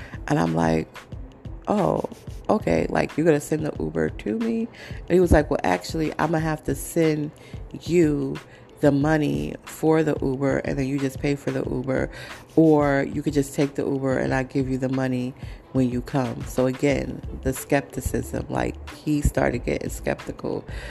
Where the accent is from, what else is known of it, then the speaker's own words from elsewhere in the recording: New York City, New York, United States; I'm from Brooklyn. I'm from New York. I'm from the 5 boroughs.